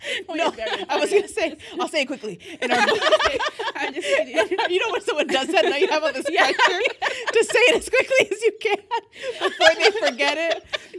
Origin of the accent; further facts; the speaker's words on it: California, United States; we're from California.